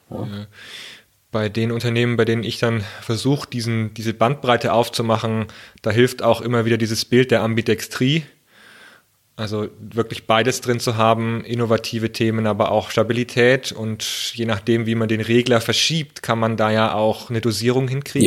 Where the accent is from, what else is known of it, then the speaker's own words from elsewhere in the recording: Germany; bei uns in Deutschland, naja, ich sage es mal, bei uns in Deutschland